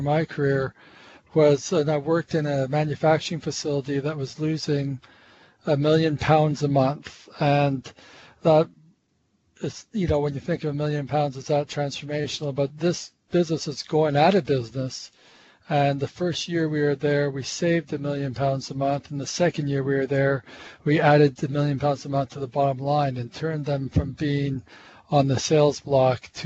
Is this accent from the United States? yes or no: no; Montreal, Quebec, Canada; accent: North American; I grew up in Montreal